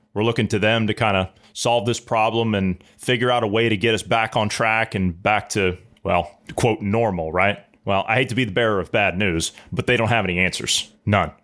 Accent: United States; I'm an American

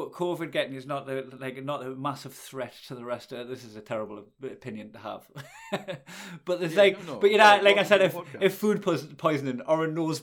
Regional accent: Geordie, North East England, United Kingdom; accent: Geordie

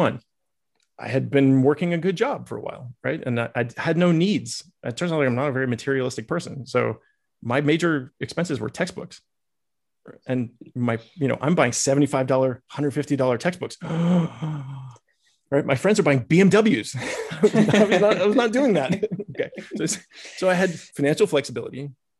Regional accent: Massachusetts, United States; also born or lived in Iowa; and I grew up in Massachusetts and Iowa, right? So I had nothing to do with Texas.

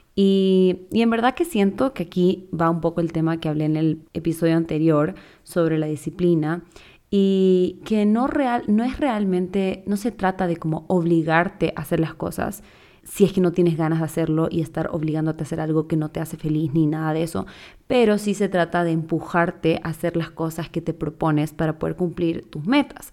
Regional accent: Chile; also born or lived in Quito, Ecuador / Guayaquil, Ecuador; now in Ecuador; yo soy chilena, pero vivo en Ecuador hace ya como 15 años

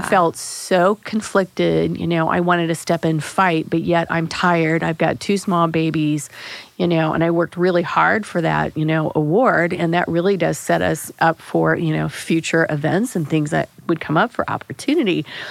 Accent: Springfield, United States; I grew up in Springfield

